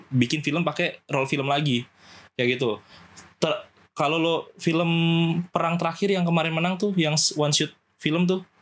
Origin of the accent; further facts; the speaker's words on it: Java, Indonesia; gue belajar bahasa Jawa gue orang Jawa sebenarnya cuma gue bisa bahasa Jawa gue belajar bahasa Jawa tuh dari situ